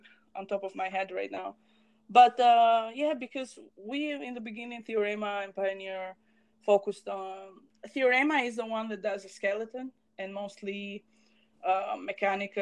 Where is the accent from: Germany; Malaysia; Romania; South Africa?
Romania; we are from Romania